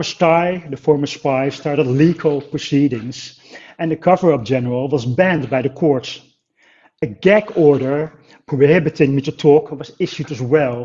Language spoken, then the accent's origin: English; The Hague, South Holland, Netherlands; English is a second language; I'm from The Hague. I was born here 50 years ago